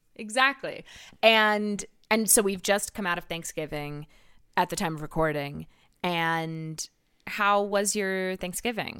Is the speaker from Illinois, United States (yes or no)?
no; California, United States; also born or lived in Salt Lake City, Utah; growing up in California